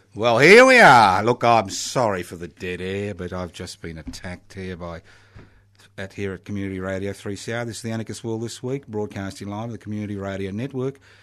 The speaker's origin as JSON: {"language": "English", "country": "Australia"}